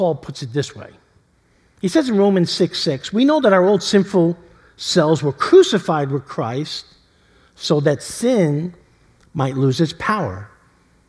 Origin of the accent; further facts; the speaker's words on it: New York City, New York, United States; growing up in East Harlem